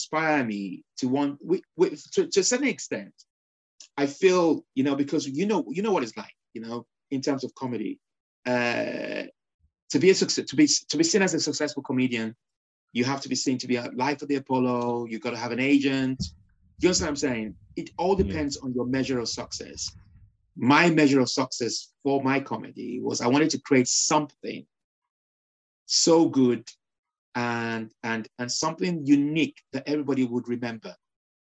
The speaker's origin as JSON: {"language": "English", "country": "Nigeria", "tie": "born or raised there", "also_born_or_lived": "Liverpool, United Kingdom", "moved": "as an adult", "lives_now": "United Kingdom", "said": "when I was raised in Nigeria, I was raised under dictatorship rule"}